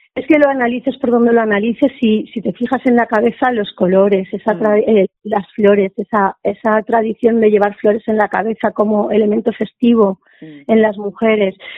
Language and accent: Spanish; interior of Alicante, Valencian Community, Spain; soy del interior de Alicante